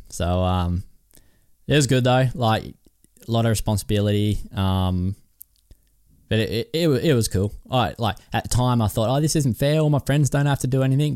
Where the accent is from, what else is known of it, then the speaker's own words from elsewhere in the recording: Kyogle, New South Wales, Australia; I was from Kyogle